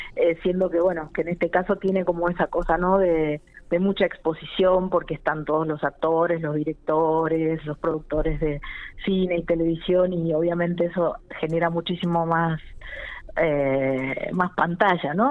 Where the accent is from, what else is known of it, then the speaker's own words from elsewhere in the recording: General Pico, La Pampa, Argentina; moved away as an adult; yo nací y me crié en Pico y en los años en los que yo viví en Pico hasta casi los 19, 20 años